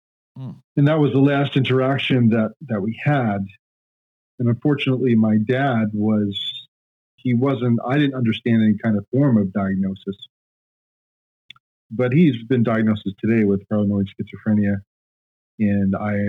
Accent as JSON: {"language": "English", "area": "Long Island", "region": "New York", "country": "United States", "tie": "born or raised there", "also_born_or_lived": "Japan", "said": "born in New York, Long Island, New York"}